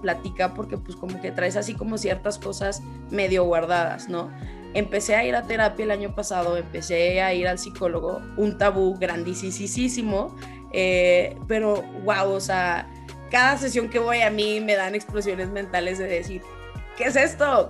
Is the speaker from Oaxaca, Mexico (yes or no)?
no; Zacatecas, Mexico; moved away as an adult; also born or lived in Guadalajara / Canada; yo soy originaria de Zacatecas